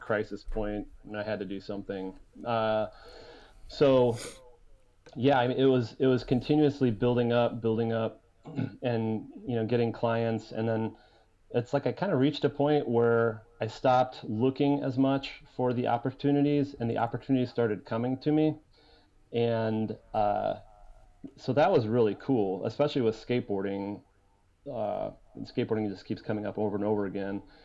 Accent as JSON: {"language": "English", "town": "Fort Wayne", "region": "Indiana", "country": "United States", "tie": "born or raised there", "said": "it's Fort Wayne"}